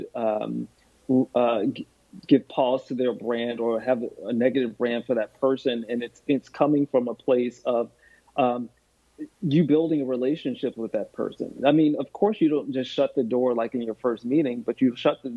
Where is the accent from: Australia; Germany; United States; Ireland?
United States; the South; accent: twang; moved away as an adult; also born or lived in Park Ridge, New Jersey; I'm from the South, and I have a twang in my accent